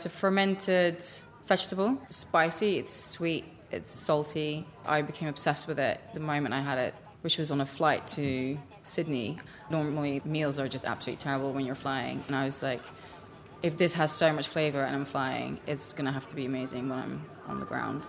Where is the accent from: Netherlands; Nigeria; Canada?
Netherlands; moved away as an adult; now in London, United Kingdom; I grew up in Holland and grew up around pickles